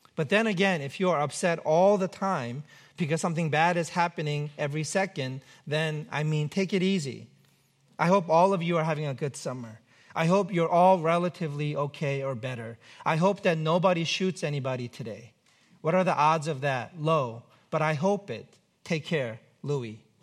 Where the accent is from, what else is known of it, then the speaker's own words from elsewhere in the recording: New York, United States; now in Pacific Northwest, United States; I'm from New York